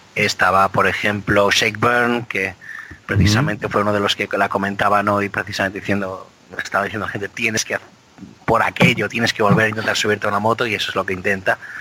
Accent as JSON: {"language": "Spanish", "area": "Biscay", "region": "Basque Country", "country": "Spain", "tie": "born or raised there", "said": "nací en Vizcaya"}